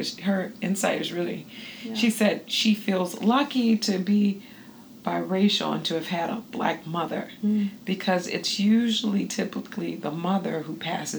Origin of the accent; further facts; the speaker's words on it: the South, United States; I'm from the South as well and I'm not biracial, obviously.